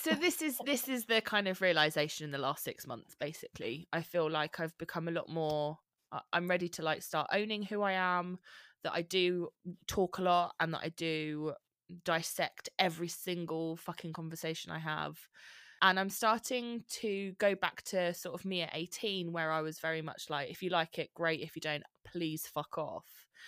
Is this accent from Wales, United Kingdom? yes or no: no; Bromley, London, United Kingdom; moved away as an adult; now in Leigh-on-Sea, United Kingdom; I'm from Bromley, where you are